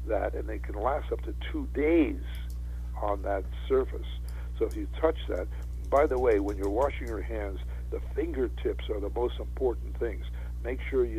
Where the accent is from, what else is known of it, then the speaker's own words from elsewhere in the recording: Western Canada, Canada; moved away; I was brought up in Canada, in Western Canada